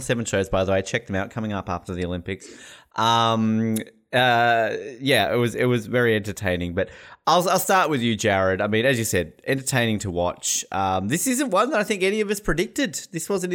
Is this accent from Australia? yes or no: yes; Australia; moved away; also born or lived in New Zealand; we're Australian.